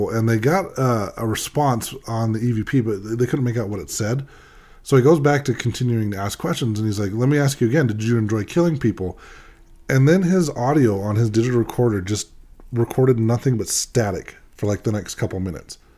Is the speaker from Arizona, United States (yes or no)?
no; Boston, Massachusetts, United States; I'm from Boston, right?